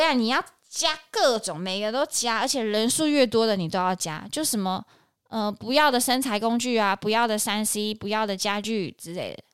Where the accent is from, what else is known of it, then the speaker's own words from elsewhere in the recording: Banqiao, New Taipei, Taiwan; 我的老家板桥